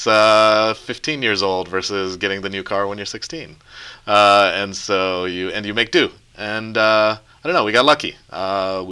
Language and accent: English; Dallas, Texas, United States; also born or lived in Poughkeepsie, New York; I grew up in Texas. I was born in New York, actually right around here. I was in Poughkeepsie. But I grew up and I ended up moving to Texas when I was really young and grew up there.